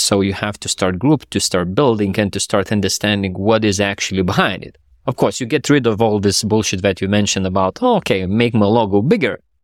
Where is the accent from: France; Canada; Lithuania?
Lithuania; myself and then my co-founder, we are from Lithuania